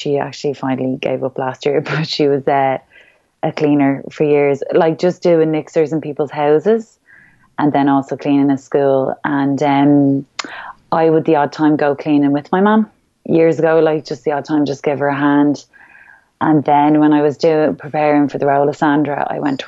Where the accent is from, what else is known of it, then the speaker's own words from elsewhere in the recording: Ireland; who we really are as Irish people